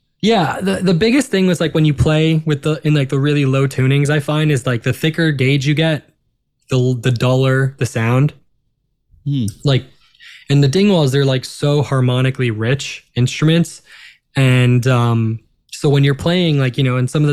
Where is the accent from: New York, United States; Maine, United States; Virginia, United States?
New York, United States; Long Island; we're all from New York. We're all, you know, we're all Jews from Long Island